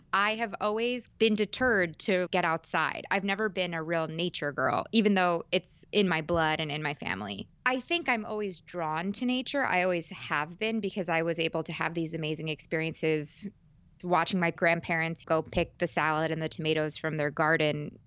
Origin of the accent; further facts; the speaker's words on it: suburbs of New York, United States; also born or lived in Manhattan; I'm born and raised in New York, in the suburbs of New York, but I've lived in Manhattan for five years